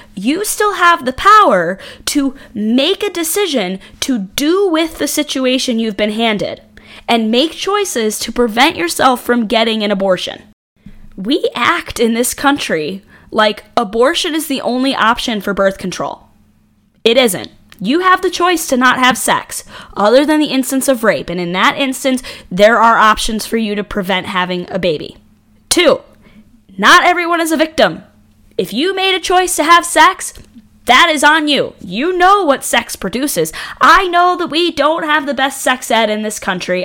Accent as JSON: {"language": "English", "region": "New York", "country": "United States", "tie": "born or raised there", "said": "I grew up in New York State"}